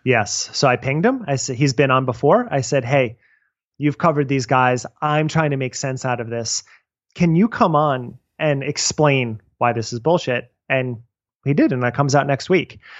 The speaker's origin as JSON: {"language": "English", "region": "New Jersey", "country": "United States", "said": "I'm from New Jersey"}